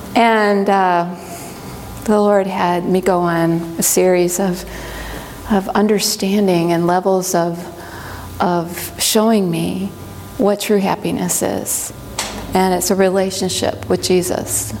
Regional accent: Midwest, United States; now in Hiawassee, Georgia, United States; I grew up in the Midwest

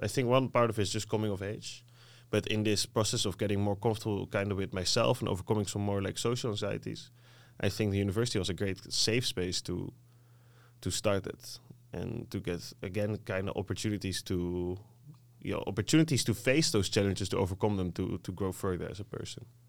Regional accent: Netherlands; English is a second language; being Dutch myself growing up in Dutch

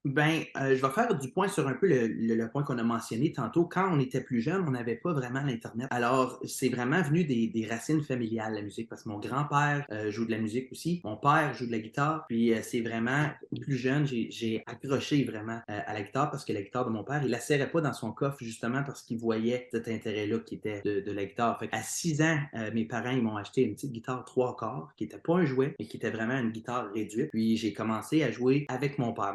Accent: Plantagenet, Ontario, Canada; je suis natif de la région de Plantagenet, qui est dans l'Est ontarien. J'ai grandi là-bas

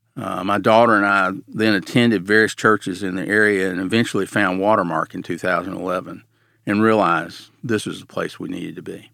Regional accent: Nashville, Tennessee, United States; I grew up in Nashville

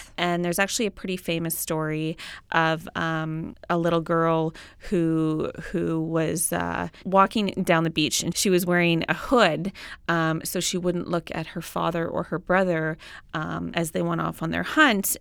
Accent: Inuvik, Northwest Territories, Canada; now in Edmonton, Canada; I grew up in Inuvik

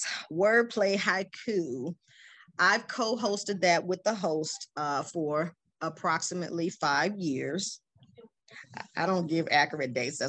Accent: Iraq; moved away; I think I came from Iraq at the time, and I had my children, single parent.

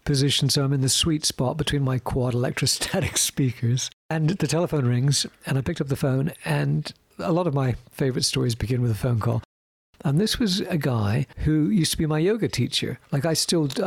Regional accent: Winnipeg, Manitoba, Canada; also born or lived in Britain; now in London, United Kingdom; would have been back in Winnipeg when I guess I was about 10 years old, 11, 12 years old

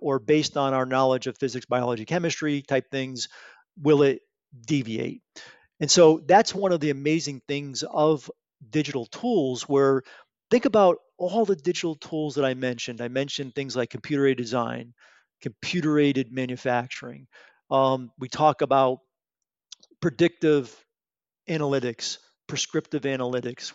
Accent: Bridgeport, Connecticut, United States; I'm a local guy. Um, I grew up in Bridgeport, Connecticut.

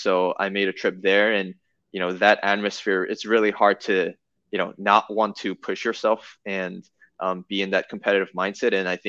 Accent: South Korea; now in United States; So, yeah, I definitely identify myself as a Korean as well as American. And my parents still live in Korea. I, speak fluent Korean.

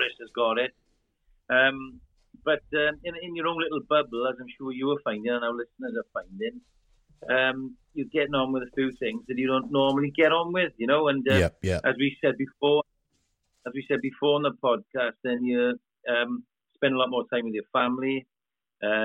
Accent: Welsh, Wales, United Kingdom; accent: Welsh; we rabbit on in our Welsh dialect very quickly

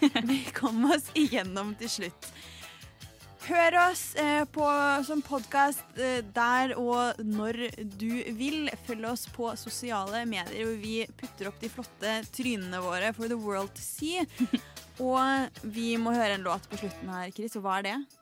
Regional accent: Oppland, Norway; jeg er opplending

